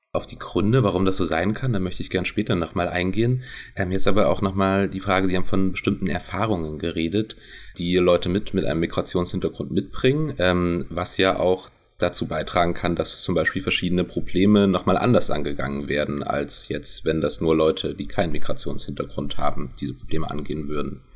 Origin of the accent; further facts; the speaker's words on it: Saxony-Anhalt, Germany; now in Leipzig, Germany; ich bin in Deutschland, genauer in Sachsen-Anhalt geboren